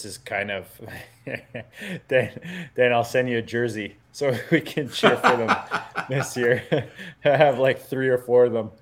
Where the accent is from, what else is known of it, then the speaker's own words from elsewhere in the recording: Canada; I'm legally binded as a Canadian.